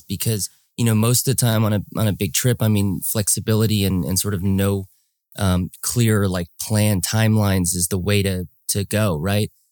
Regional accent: Los Angeles, California, United States; I'm from Los Angeles

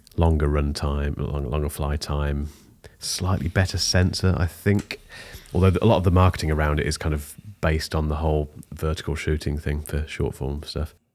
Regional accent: United Kingdom; I'm British

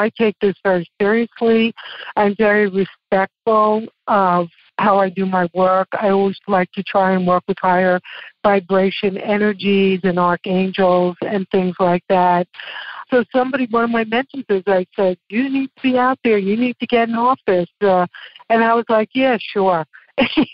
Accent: New York City, New York, United States; accent: Brooklyn; moved away as an adult; now in Loveland, United States; I was from Brooklyn

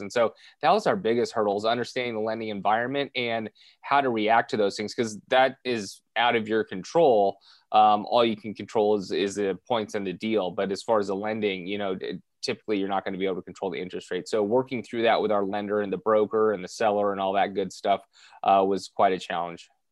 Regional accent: Southern California, United States; born and raised in Southern California

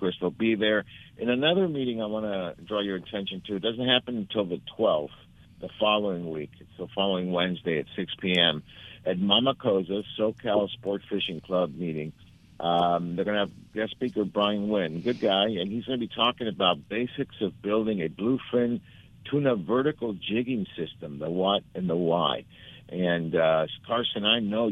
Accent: Argentina; now in United States; For us that immigrated to this country

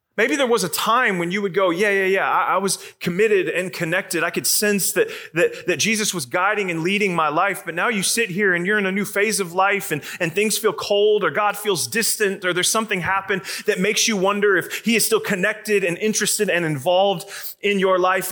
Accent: Arizona, United States; now in Atlanta, United States; I'm from Atlanta now, but I grew up in Arizona

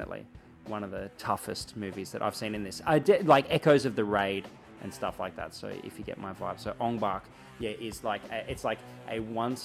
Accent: Albury, New South Wales, Australia; I come from Albury, a place that's got a pretty rad regional cinema

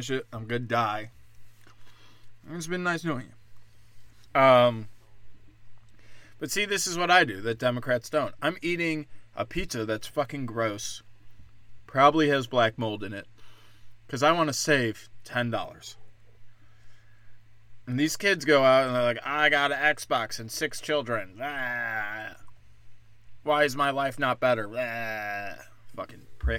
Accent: Libertyville, Illinois, United States; my hometown. Libertyville, Illinois

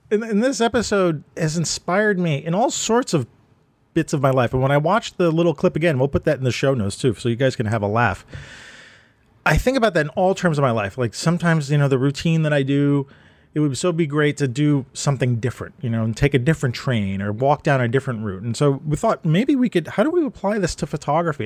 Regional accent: New York, United States; when I was growing up, Manhattan and Brooklyn

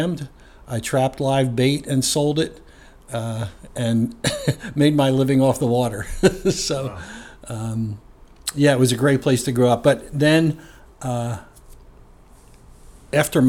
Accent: New Jersey, United States; also born or lived in Southern Ocean County, New Jersey / Portland, Oregon; I grew up initially right across, and was born right across the river from Philadelphia.

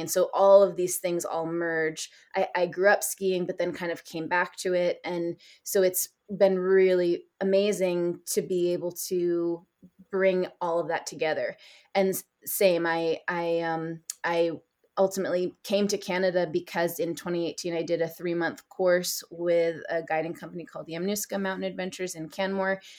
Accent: East Coast of the States, New York, United States; moved away as an adult; also born or lived in Nepal / South Asia; I grew up, I'm originally from the States, and I grew up on the East Coast of, um, of the States in New York.

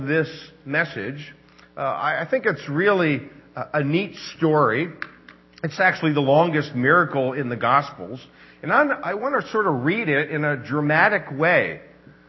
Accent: Pennsylvania, United States; also born or lived in Pittsburgh; I'm from Pennsylvania.

